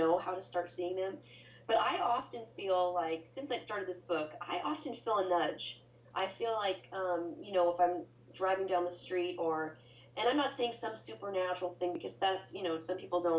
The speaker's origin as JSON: {"language": "English", "town": "Boise", "region": "Idaho", "country": "United States", "said": "I'm from Boise, Idaho, and there's hardly ever traffic here"}